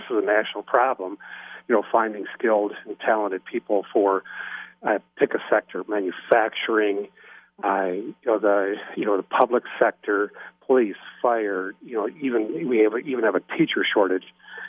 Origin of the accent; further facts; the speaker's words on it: Frankenmuth, Michigan, United States; The entire county of Saginaw, of which Frankenmuth is my hometown